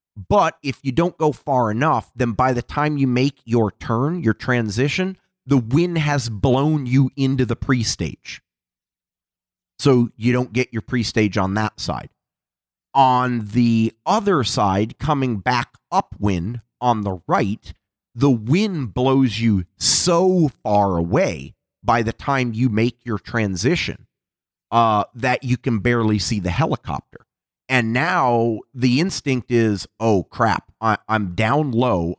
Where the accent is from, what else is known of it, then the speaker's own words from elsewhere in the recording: Seattle, Washington, United States; I'm from Seattle